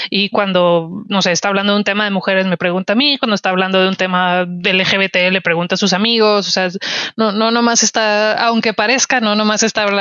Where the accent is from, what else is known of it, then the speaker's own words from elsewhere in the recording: northern Mexico, Mexico; porque soy mujer, porque soy norteña, porque estoy siendo amable